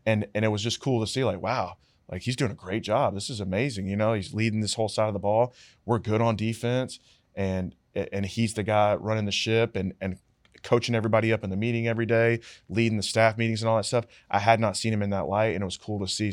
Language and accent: English; Charlotte, North Carolina, United States; moved away; I went back home to Charlotte 'cause I'm from Charlotte